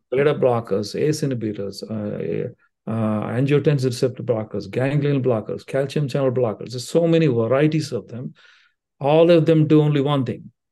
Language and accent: English; India; moved away as an adult; also born or lived in Brooklyn, New York / Cincinnati; now in Dayton, United States; I came with the training of a medical school back in India. So, I still haven't lost all my accent